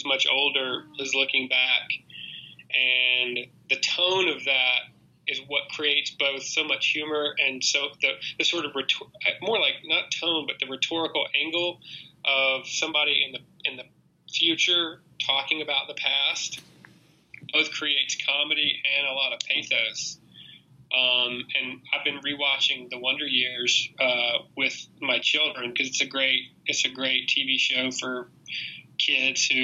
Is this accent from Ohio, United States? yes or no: no; Mississippi, United States; I was from Mississippi